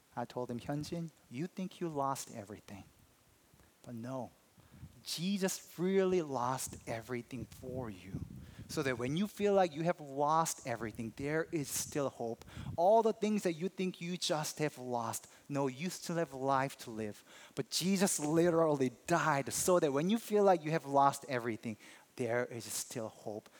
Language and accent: English; South Korea; moved away; I'm from Korea